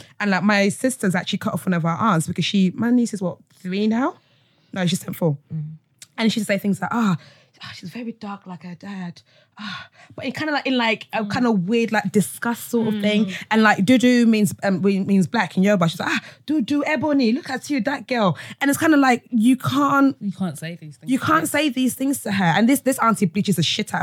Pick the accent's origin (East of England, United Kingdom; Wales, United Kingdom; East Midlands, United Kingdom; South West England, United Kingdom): East of England, United Kingdom; Essex; also born or lived in Nigeria; I grew up with in Essex.